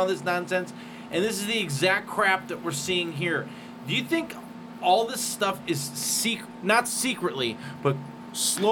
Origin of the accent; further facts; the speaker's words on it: Cleveland, Ohio, United States; my hometown of Cleveland